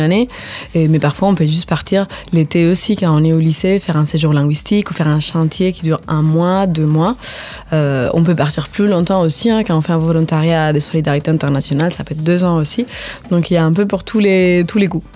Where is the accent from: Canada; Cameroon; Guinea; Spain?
Spain; French is a second language; moved away as an adult; also born or lived in Finland / Ireland; now in France; moi, je suis espagnole, donc j'habitais en Espagne